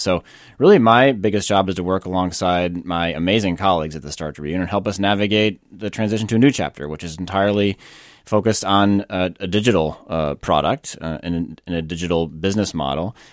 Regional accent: Northfield, Minnesota, United States; moved away as an adult; also born or lived in California; I grew up in the Midwest

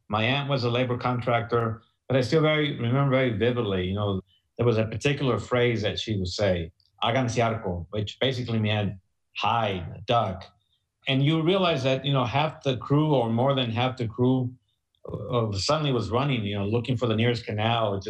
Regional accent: San Joaquin Valley, California, United States; moved away as an adult; also born or lived in Mexico; now in El Paso, United States; We had just left Mexico. We were newly, I guess, green card holders. And we joined our father, who was working in the San Joaquin Valley in the fields.

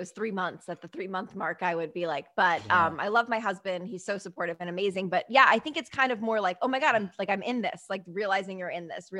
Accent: Connecticut, United States; also born or lived in New York; I was born in New York, raised in Connecticut, but definitely spent more time in Connecticut than New York. So East Coast, like I lived in the East Coast.

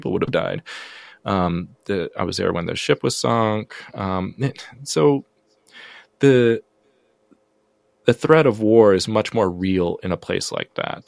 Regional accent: United States; first language English; moved away as an adult; also born or lived in South Korea; now in Iowa, United States; as an American living in Korea, even though I lived there for a long time and my mother's family is from there

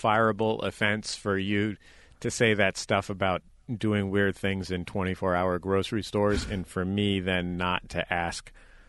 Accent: Bay Area, California, United States; I grew up in the Bay Area, and so spent some time as a kid in Sacramento.

